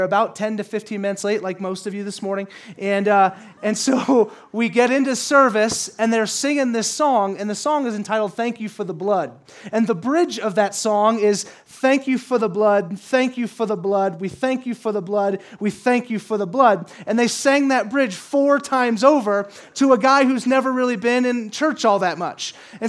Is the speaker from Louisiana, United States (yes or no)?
yes; Louisiana, United States; moved away as an adult; also born or lived in California; I grew up in Louisiana, Bible Belt, and I wasn't a Christian, no Christian family. I moved to California, a lot less Christians there